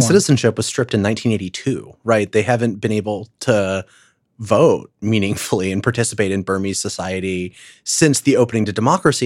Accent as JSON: {"language": "English", "country": "United States", "said": "as an American"}